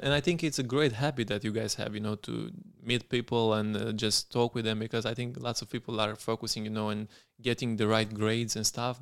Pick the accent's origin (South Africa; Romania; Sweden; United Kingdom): Romania; Craiova, Dolj; moved away as an adult; also born or lived in Zurich; I was from Craiova